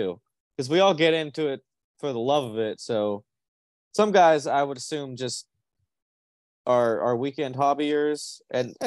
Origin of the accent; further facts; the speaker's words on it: Irvine, California, United States; I'm from Orange County, California, Irvine, California